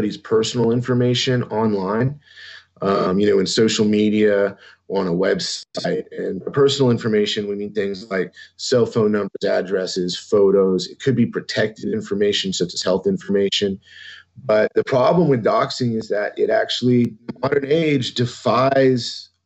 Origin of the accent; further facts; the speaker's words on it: San Antonio, Texas, United States; I'm from San Antonio